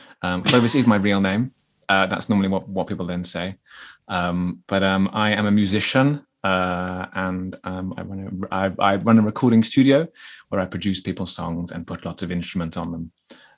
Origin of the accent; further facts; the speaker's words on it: South East England, United Kingdom; accent: Kent; a lot of people from England have moved in, like my parents. Hence, I sound like I'm from Kent.